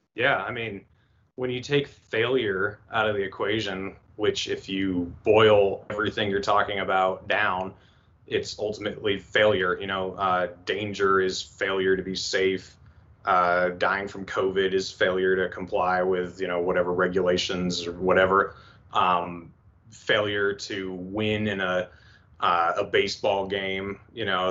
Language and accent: English; East Coast, United States; moved away as an adult; now in western United States; I'm from the East Coast